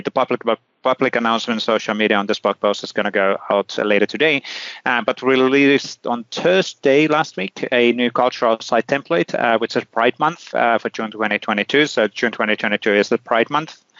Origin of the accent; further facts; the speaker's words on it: Finland; I'm from Finland, you know, Lapland